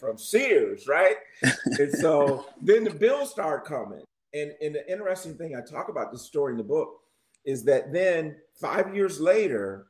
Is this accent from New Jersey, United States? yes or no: no; Michigan, United States; I'm from Michigan